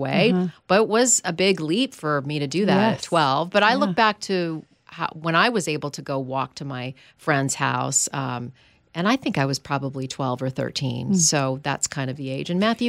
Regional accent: Canada; moved away; I grew up in Canada and that was we left our doors open at night. It truly was a city that we really didn't see a lot of crime

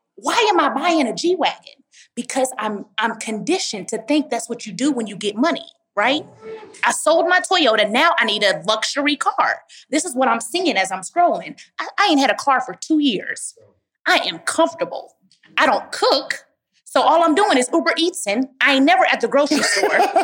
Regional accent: Dallas, Texas, United States; moved away as an adult; now in Atlanta, United States; I grew up with my grandmother in Dallas, Texas

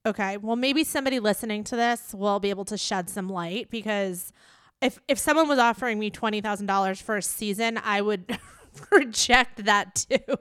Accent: New York, United States; it's my hometown. I live in New York

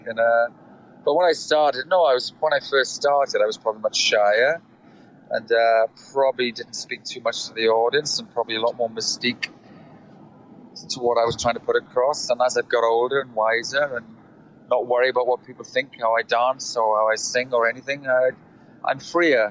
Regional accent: South Wales, United Kingdom; accent: Welsh; moved away as an adult; also born or lived in London; I'm from South Wales

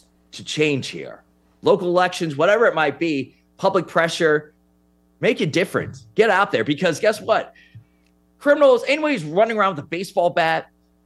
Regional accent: New York City, New York, United States; I'm from New York City

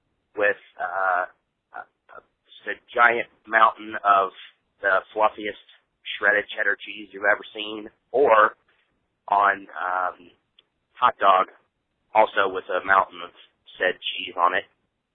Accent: Cincinnati, Ohio, United States; I'm from Cincinnati, Ohio.

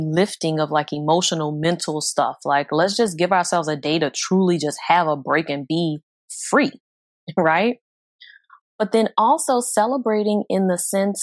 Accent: New Orleans, Louisiana, United States; moved away as an adult; now in Houston, United States; I wasn't in the Houston area until later on in adulthood, but growing up in New Orleans

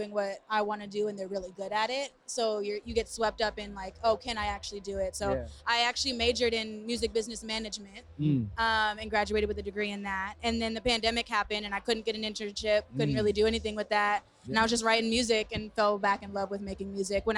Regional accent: Brockton, Massachusetts, United States; moved away as an adult; now in Los Angeles, United States; I'm from Brockton, Massachusetts. It's a city outside of Boston.

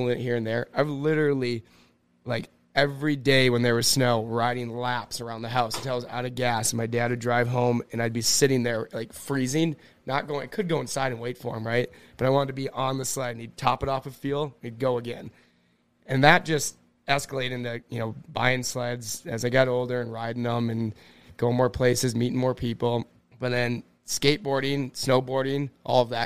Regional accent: Cloquet, Minnesota, United States; moved away; I'm from Cloquet, Minnesota

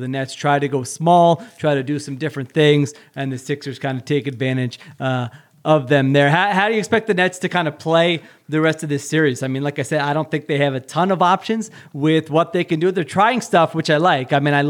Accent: Philadelphia suburbs, Pennsylvania, United States; born or raised there

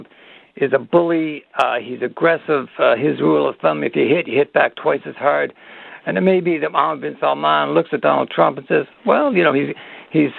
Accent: Canada; as a Canadian

